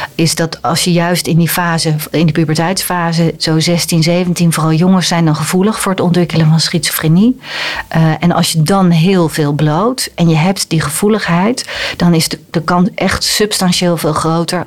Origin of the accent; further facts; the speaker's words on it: Netherlands; als Nederlander